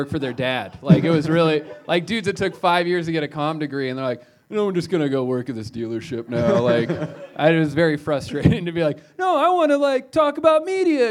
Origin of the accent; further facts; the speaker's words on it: North Platte, Nebraska, United States; now in Denver, United States; I'm from North Platte